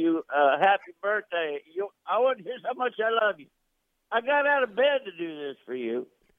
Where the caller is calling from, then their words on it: Maui, Hawaii, United States; I'm calling from Maui, Hawaii.